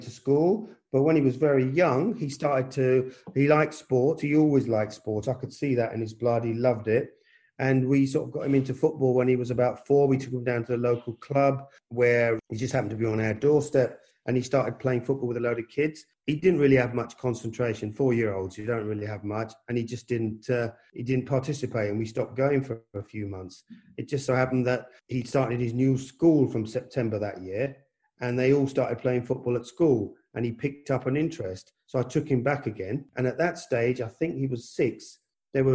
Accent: London, United Kingdom; born or raised there; also born or lived in India / Punjab

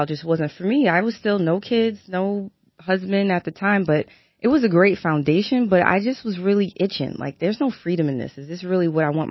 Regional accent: New York City, New York, United States; moved away as an adult; also born or lived in Brooklyn / Maryland; raised in Queens, and stayed there for, you know, until I went off to college

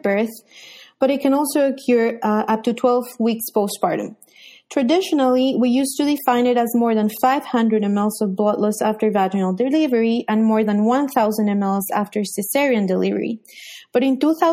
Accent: Colombia; moved away as an adult; also born or lived in Miami, United States; now in United States; I'm from Colombia, South America. I went to medical school in Bogota

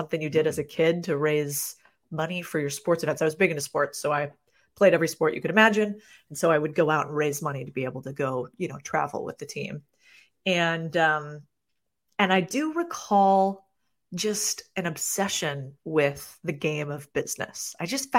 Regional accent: Phoenix, Arizona, United States; I grew up in Phoenix, Arizona.

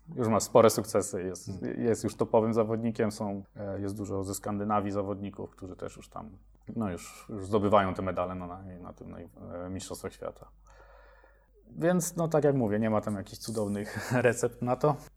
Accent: Mielec, Subcarpathian Voivodeship, Poland; now in Kraków, Poland; ja pochodzę z, e, z Podkarpacia, z mniejszego miasta Mielec, później po przeprowadzce do Krakowa

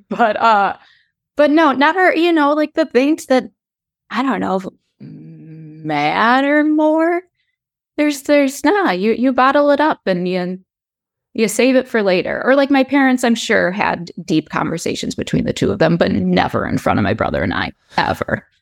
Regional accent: Chicago, Illinois, United States; I am from the Chicagoland area, born and raised.

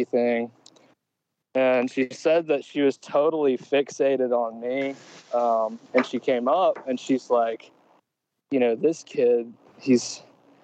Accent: Grenada, Mississippi, United States; I was born in 94 in Grenada, Mississippi

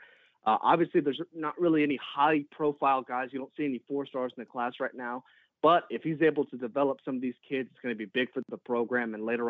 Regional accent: Hallettsville/Cuero area, Texas, United States; that's my hometown from that area. Both towns are under 9,000 people

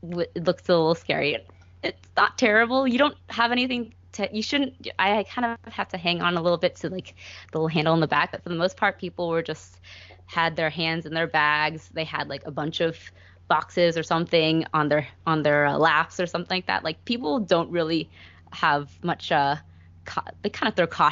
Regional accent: United States; growing up in America

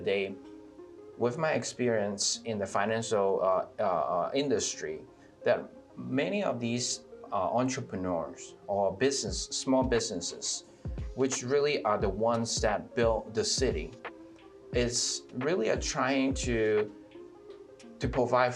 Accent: Atlanta, Georgia, United States; Being a minority, and also growing up in Atlanta

